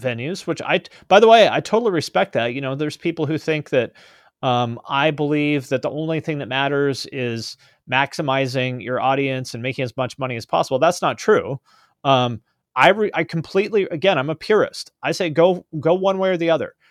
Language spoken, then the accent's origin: English; West Coast, United States; also born or lived in Columbus, Ohio; I was born on the West Coast, I grew up here